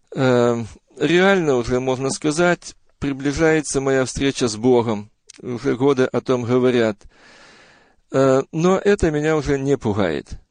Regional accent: Bryansk, Bryansk Oblast, Russia; now in Auburn, United States; Родился я э, в 1956 году в многодетной семье верующих родителей в городе Брянске

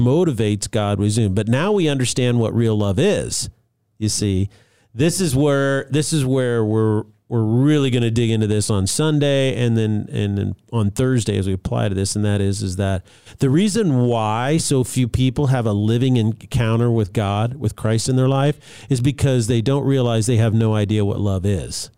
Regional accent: Albuquerque, New Mexico, United States; I grew up in Albuquerque, New Mexico

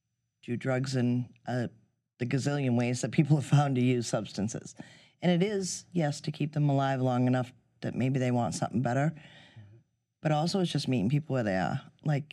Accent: Gloucester, Massachusetts, United States; I am from Gloucester

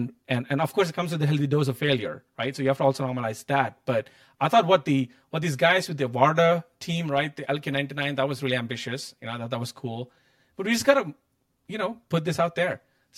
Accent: India; I think growing up in India in that poverty, I'm like, I don't think I would be half the year, right?

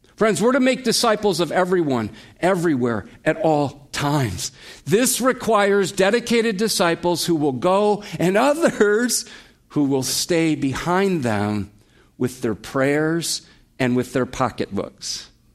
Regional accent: United States; we as American Christians

